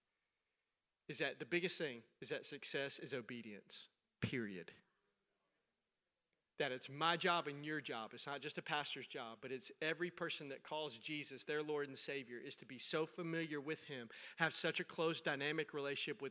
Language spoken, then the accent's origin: English; Middle Tennessee, United States; I'm from Middle Tennessee. That's where I grew up.